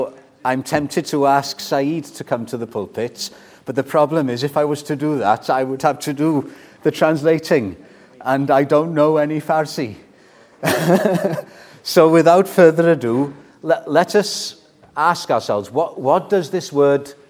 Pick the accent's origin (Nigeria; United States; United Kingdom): United Kingdom; Wales; I was brought up in the Welsh culture